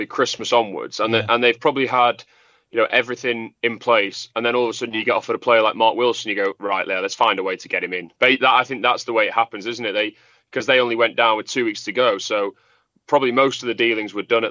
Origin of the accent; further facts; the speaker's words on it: Manchester, North West England, United Kingdom; I'm from Manchester